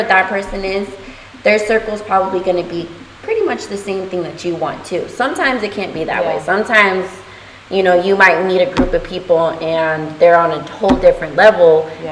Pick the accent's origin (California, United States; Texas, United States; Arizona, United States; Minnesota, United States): Texas, United States; now in Florida, United States; I'm from Texas